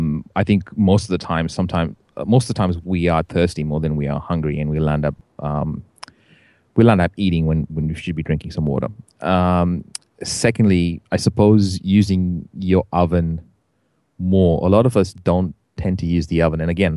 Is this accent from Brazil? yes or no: no; India; I'm Indian, right?